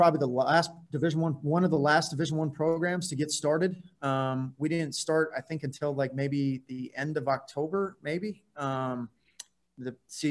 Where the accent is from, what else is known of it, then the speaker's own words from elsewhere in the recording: Phoenix, Arizona, United States; now in Portland, United States; I'm from Phoenix